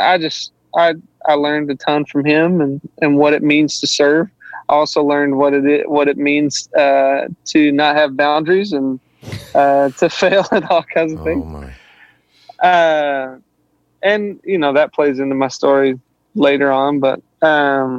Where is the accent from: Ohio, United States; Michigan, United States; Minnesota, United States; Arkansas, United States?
Arkansas, United States; Southeast; Grew up in Southeast Arkansas